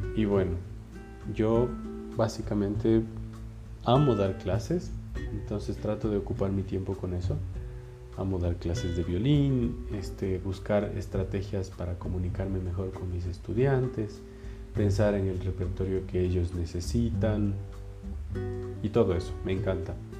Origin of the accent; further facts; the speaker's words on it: Ibarra, Imbabura, Ecuador; moved away as an adult; now in Quito, Ecuador; yo soy de Ibarra, entonces ya son casi 11 años que vivo aquí en Quito